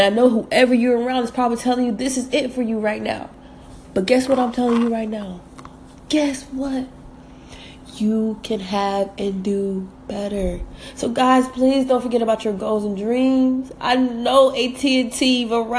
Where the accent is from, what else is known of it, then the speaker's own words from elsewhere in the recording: Atlanta, Georgia, United States; also born or lived in North Carolina / Jamaica; I was born in North Carolina, raised in Atlanta, but every summer we would go spend our summers with my grandma in Jamaica.